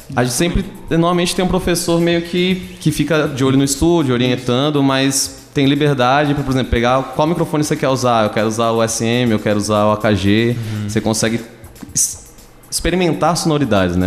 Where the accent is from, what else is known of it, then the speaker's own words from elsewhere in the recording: Recife, Pernambuco, Brazil; moved away as an adult; now in Tatuí, Brazil; E eu sou de Recife. Eu vim aqui pra Tatuí pra fazer FATEC